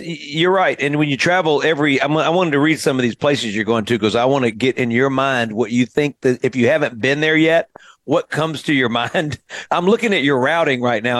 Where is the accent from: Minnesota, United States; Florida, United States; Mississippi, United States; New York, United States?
Mississippi, United States; Mississippi Delta, United States; I grew up in the Mississippi Delta